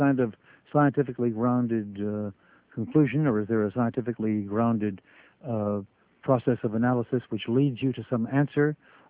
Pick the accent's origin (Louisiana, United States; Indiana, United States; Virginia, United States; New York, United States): New York, United States; New York City; When I was a kid, I grew up in Brooklyn, in Bensonhurst, and I talked like this. And that's the way I used to talk. And all my friends talked like that.